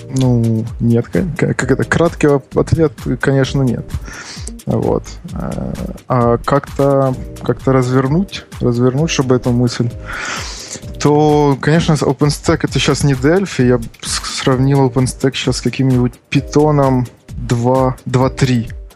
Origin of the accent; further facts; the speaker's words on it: Kharkiv, Kharkiv Oblast, Ukraine; я из Харькова